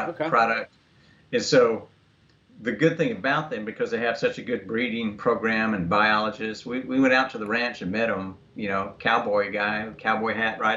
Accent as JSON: {"language": "English", "town": "Dallas", "region": "Texas", "country": "United States", "tie": "born or raised there", "moved": "as an adult", "lives_now": "Washington, United States", "said": "I grew up in Dallas"}